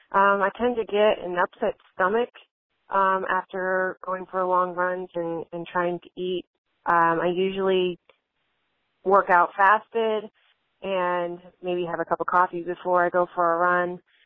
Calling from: Williamsburg, Virginia, United States; I'm calling from Williamsburg, Virginia.

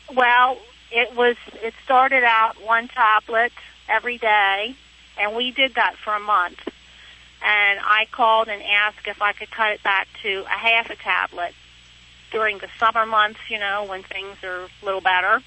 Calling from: Pennsylvania, United States; I'm calling you from uh, the great state of Pennsylvania.

